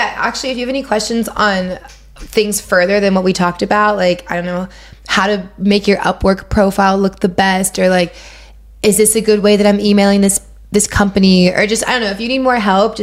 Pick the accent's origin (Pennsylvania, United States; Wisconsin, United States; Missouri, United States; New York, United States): Pennsylvania, United States; Pittsburgh; moved away; And I'm originally from Pittsburgh